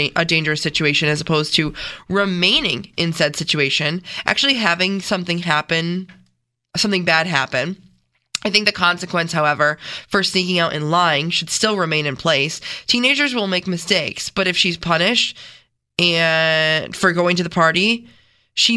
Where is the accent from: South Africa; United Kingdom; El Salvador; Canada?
Canada; now in Rochester, United States; I grew up in Canada.